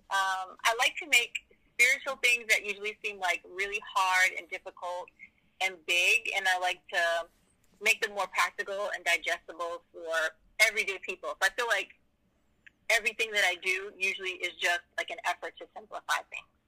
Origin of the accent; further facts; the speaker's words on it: Boston, Massachusetts, United States; I'm from Boston, Massachusetts. Um, I've been in Christian ministry. Well, I grew up in a Christian home